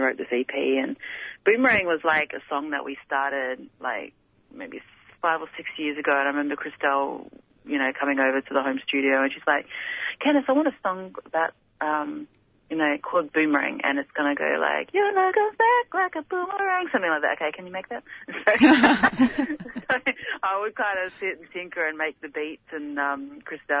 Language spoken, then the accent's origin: English; Perth, Western Australia, Australia; also born or lived in Darwin, Australia; now in Melbourne, Australia; Grew up in Perth